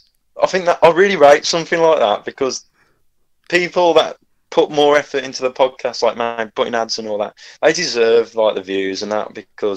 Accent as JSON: {"language": "English", "town": "Wolverhampton", "region": "West Midlands", "country": "United Kingdom", "said": "I'm from Wolverhampton"}